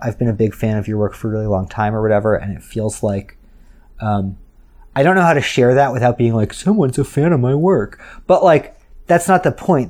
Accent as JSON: {"language": "English", "town": "New York City", "region": "New York", "country": "United States", "said": "as a New Yorker"}